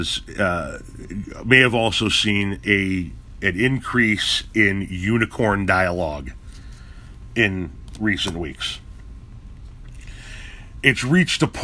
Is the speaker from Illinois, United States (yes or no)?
yes; Chicago, Illinois, United States; moved away; I come from Chicago